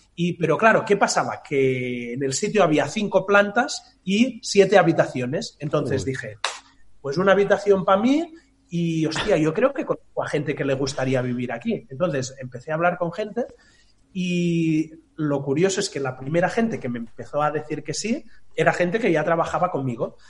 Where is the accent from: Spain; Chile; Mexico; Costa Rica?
Spain; Tordera, Catalonia; moved away as an adult; now in Barcelona, Spain; Yo vivía en un pueblo eh, que es donde nací, en Tordera, que está eso, a 70, 75 kilómetros